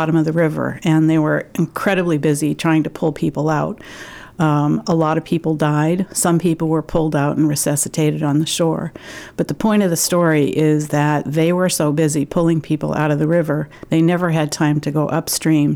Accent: Michigan, United States; moved away as an adult; also born or lived in Houston; now in Maine, United States; I'm actually from Michigan and grew up there as the daughter of a pediatrician

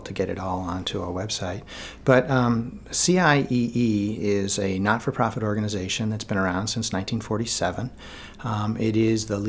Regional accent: Maine, United States; moved away as an adult; also born or lived in Latin America; there was a long period of time, certainly over 20 years, where I moved away from Maine and then didn't come back very often.

